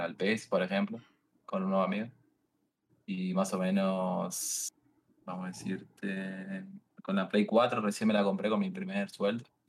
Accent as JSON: {"language": "Spanish", "region": "Misiones", "country": "Argentina", "moved": "yes", "lives_now": "Buenos Aires, Argentina", "said": "vivo en Buenos Aires ahora, soy de Misiones, de las Cataratas"}